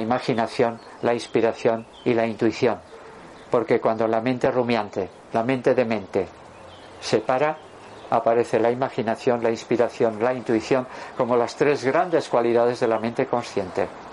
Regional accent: Durango, Basque Country, Spain; cuando yo nací en 1956, el portero del Atleti, de Bilbao era Carmelo Cedrún, que además era de mi pueblo, de Durango

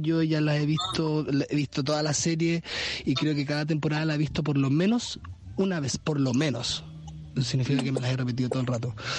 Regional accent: Santiago, Santiago Metropolitan Region, Chile; now in Ñuble Region, Chile; toda mi vida vivía en Santiago

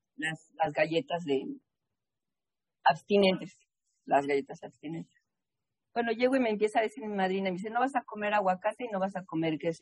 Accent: Mexico City, Mexico; also born or lived in New England; now in Boston, United States; yo nací en la Ciudad de México. En la Ciudad de México no hay cuerpos de agua, no hay lago, no hay río, no hay playa

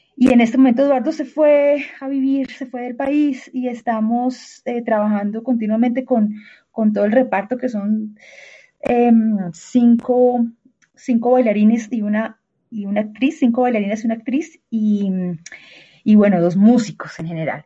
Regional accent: Bucaramanga, Santander, Colombia; now in Bogotá, Colombia; yo, yo soy de Bucaramanga, ¿no? Y en Bogotá vivo desde el dos mil once.

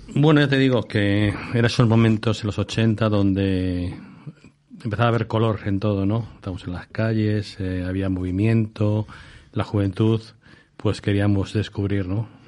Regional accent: Madrid, Community of Madrid, Spain; also born or lived in New York; yo soy de Vallecas

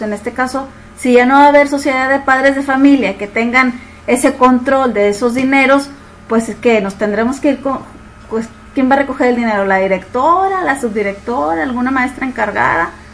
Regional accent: Nuevo León, Mexico; tenemos como mexicanos

